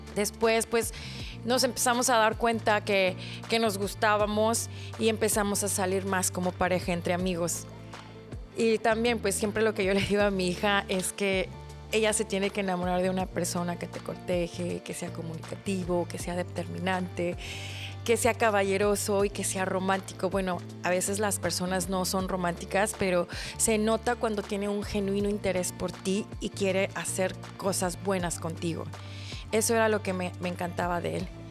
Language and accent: Spanish; Mexico; crecí en México, pero me educaron mis papás coreanos